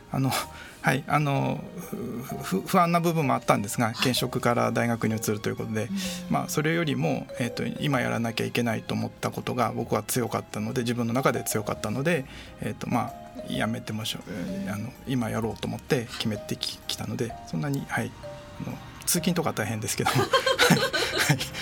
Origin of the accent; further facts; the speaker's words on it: Iwaki, Fukushima, Japan; moved away; 私の地元の福島